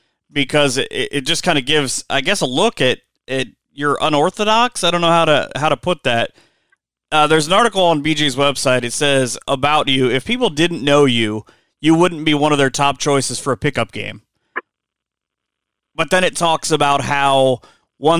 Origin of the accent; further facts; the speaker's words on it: Spencerville, Ohio, United States; I grew up in Spencerville